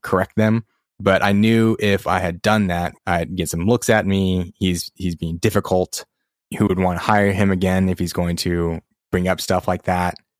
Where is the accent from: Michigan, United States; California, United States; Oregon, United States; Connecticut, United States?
California, United States; where are you really from? And then I say California